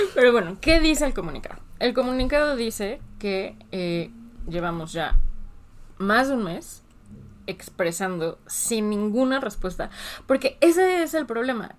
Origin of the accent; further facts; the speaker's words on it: Mexico; no como mexicanos